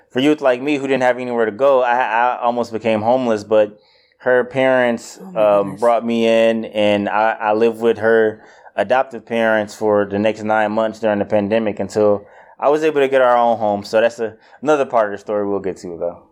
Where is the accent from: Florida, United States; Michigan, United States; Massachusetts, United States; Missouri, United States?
Michigan, United States; Detroit; also born or lived in Kalamazoo, Michigan; I'm from Detroit. I grew up in Detroit pretty much my entire life, and uh, till around the age of, I would say, 18, 19 when I went to college.